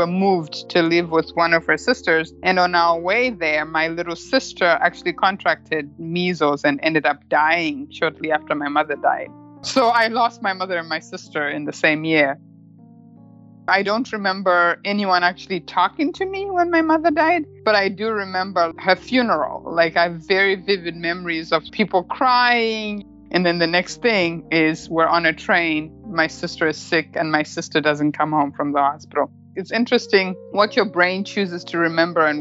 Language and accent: English; Murewa, Mashonaland East, Zimbabwe; moved away as an adult; also born or lived in United Kingdom; now in Bellevue, United States; I was born in Murewa, Zimbabwe